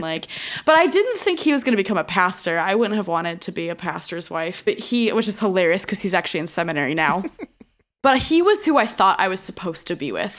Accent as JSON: {"language": "English", "region": "Illinois", "country": "United States", "tie": "born or raised there"}